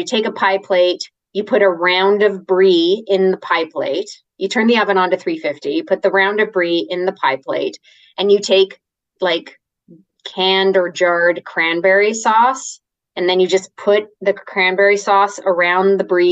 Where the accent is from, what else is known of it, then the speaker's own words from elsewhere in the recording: Canada; moved away; I'm Canadian, and back in my Canadian days of living in Canada